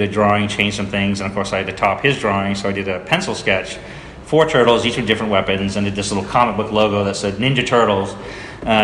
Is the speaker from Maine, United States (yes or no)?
yes; Maine, United States; moved away; I grew up in Maine